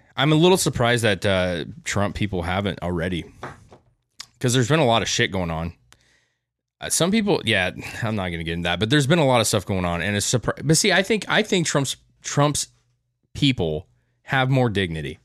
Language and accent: English; United States; we as American citizens